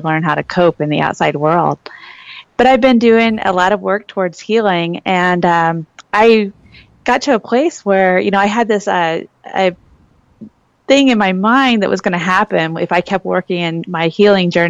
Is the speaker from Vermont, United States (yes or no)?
no; Illinois, United States; moved away as an adult; now in Phoenix, United States; I'm originally from Illinois, so the Midwest.